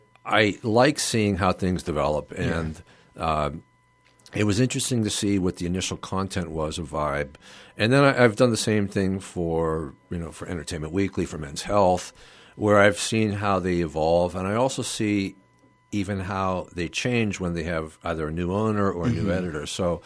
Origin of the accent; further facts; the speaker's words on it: Youngstown, Ohio, United States; You know, we lived in Mahoning County.